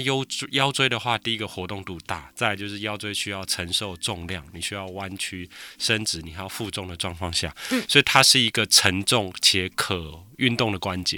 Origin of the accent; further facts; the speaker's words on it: Taiwan; 只能说我们台湾人真的是很辛苦啦，需要常常工作